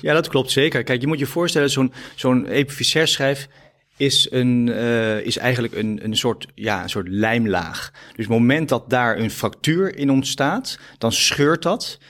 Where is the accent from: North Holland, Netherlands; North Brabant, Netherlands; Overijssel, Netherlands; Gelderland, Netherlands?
Gelderland, Netherlands; Epe; moved away; ik ben eh, eh, opgegroeid in Epe op de Veluwe